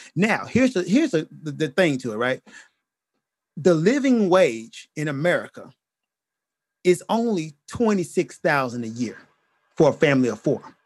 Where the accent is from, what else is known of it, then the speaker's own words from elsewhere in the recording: United States; As an American